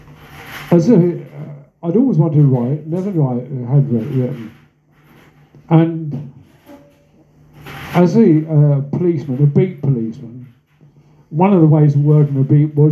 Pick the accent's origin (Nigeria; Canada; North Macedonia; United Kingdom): United Kingdom; Cambridge, East of England; moved away as an adult; now in London, United Kingdom; I'm a Londoner by adoption, my hometown is Cambridge